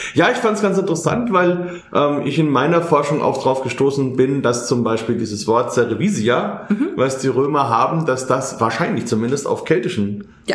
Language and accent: German; Bamberg, Bavaria, Germany; bei uns in Bamberg